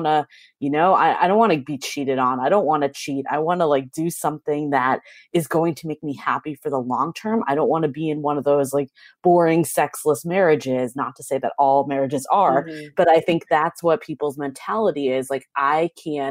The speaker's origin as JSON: {"language": "English", "region": "East Coast", "country": "United States", "moved": "as an adult", "lives_now": "San Francisco, United States", "said": "So I'm originally from the East Coast, so I have that background."}